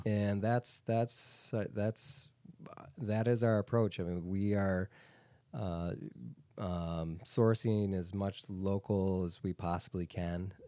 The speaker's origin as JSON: {"language": "English", "town": "Rochester", "region": "New York", "country": "United States", "tie": "born or raised there", "said": "I was uh, brought up in Rochester. Uh, I grew up in Iroquois"}